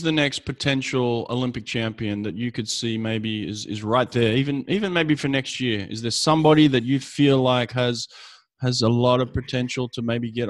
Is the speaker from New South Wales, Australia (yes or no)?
yes; Sydney, New South Wales, Australia; Sydney, yeah.